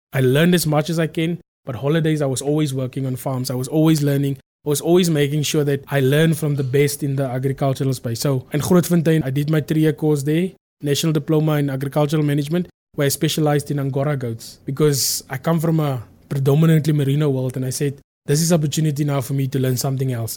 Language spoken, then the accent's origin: English; South Africa; I come from Transburg. Now, Transburg is a very small town. I'm very proud to say that I come from Transburg.